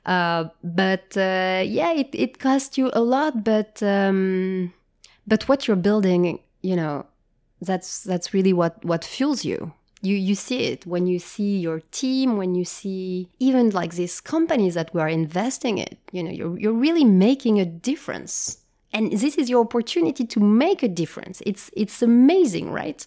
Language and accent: English; Japan; moved away; also born or lived in France; I grew up in Japan